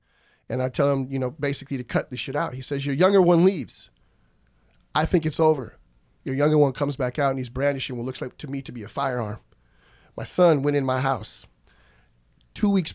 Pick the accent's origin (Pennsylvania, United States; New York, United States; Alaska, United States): Alaska, United States; moved away as an adult; also born or lived in Oregon; I did leave from Alaska and I went off to college in Oregon